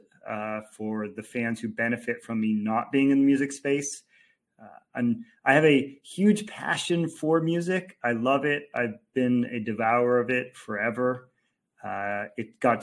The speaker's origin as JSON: {"language": "English", "town": "Los Angeles", "region": "California", "country": "United States", "tie": "born or raised there", "also_born_or_lived": "Orange County, California", "said": "I was born and raised in Los Angeles, but then spent a great deal of time in Orange County."}